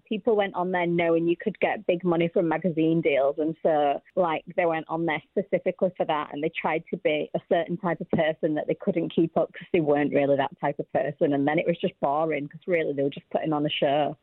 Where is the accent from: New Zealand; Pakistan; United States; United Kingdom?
United Kingdom; Yorkshire and the Humber; I came from Yorkshire, which is a million years from London